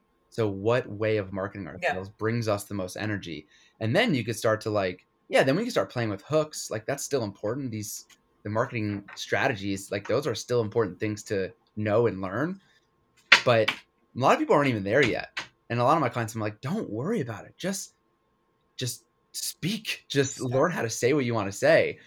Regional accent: Connecticut, United States; I grew up in Connecticut

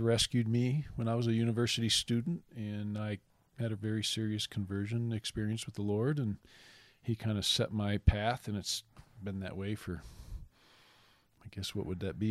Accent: Michigan, United States; moved away as an adult; now in Lawrence, Kansas, United States; I grew up in Michigan, um, and we moved here in my mid-thirties

